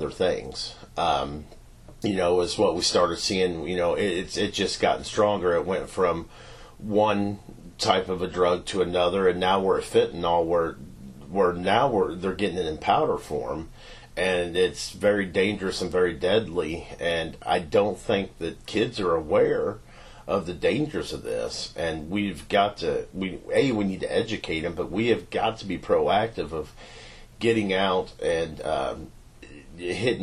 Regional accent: Knoxville, Missouri, United States; also born or lived in Richmond, Missouri; So I grew up in Knoxville, Missouri. We bought a farm out there when I was 3

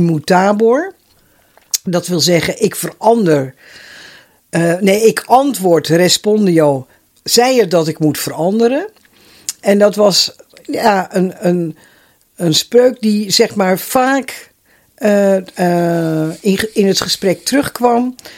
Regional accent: Netherlands; also born or lived in Schalkwijk; ik ben opgegroeid in het Rozenstok huis. Ja. Ik was 14 jaar dat we daar kwamen wonen.

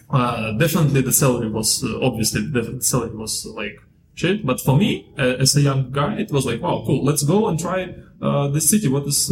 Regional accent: Moldova; now in Dubai, United Arab Emirates; And so I came from Moldova. I came to Dubai in 2011.

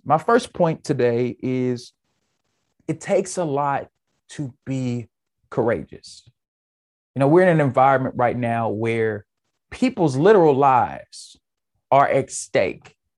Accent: United States; I'm an American

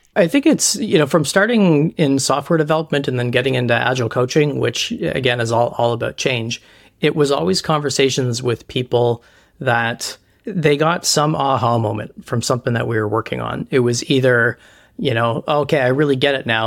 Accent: Canada; I'm Canadian

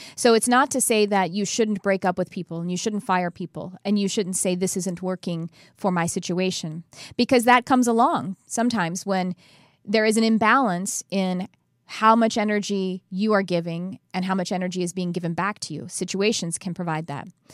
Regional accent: Texas, United States; growing up in Texas as white trash

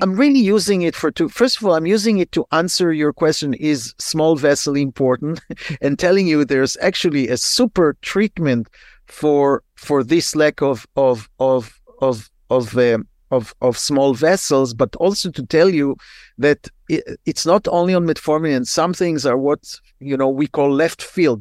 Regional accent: Israel; moved away as an adult; now in United States; I'm, I'm originally from Israel, and when I practiced in Israel in the eighties

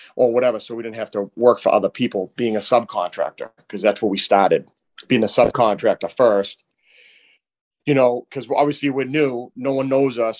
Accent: Haverhill, Massachusetts, United States; we grew up in Bradford together.

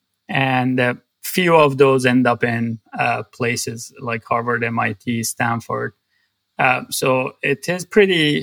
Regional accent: Tabriz, East Azerbaijan, Iran; moved away as an adult; also born or lived in Tehran, Iran; now in United States; I grew up in a city in north west of Iran called Tabriz

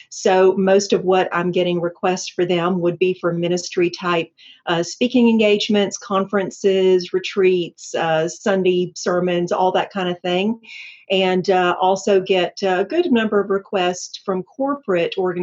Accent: Atlanta, Georgia, United States; also born or lived in Lilburn, Gwinnett County; I'm a native Atlantan, and we are rare, but so I always like to mention that. I'm proud of my town. And so I grew up and went to school in Atlanta

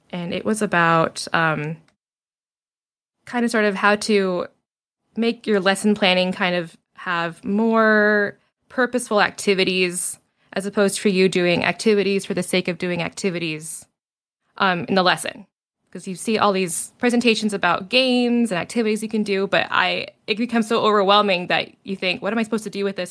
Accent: Virginia, United States; also born or lived in Utah; I was born in Utah. We moved to Virginia when I was seven

